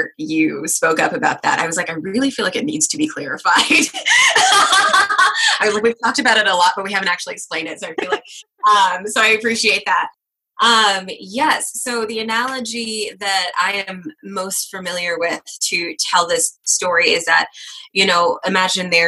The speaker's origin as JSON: {"language": "English", "town": "Kansas City", "region": "Missouri", "country": "United States", "tie": "born or raised there", "also_born_or_lived": "Des Moines, Iowa", "moved": "as an adult", "lives_now": "Sioux Falls, United States", "said": "I did grow up in the suburbs of Kansas City, Missouri"}